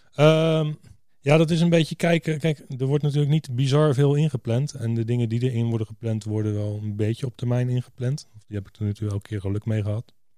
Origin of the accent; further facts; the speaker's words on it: Rotterdam, South Holland, Netherlands; Ik kom ook uit Rotterdam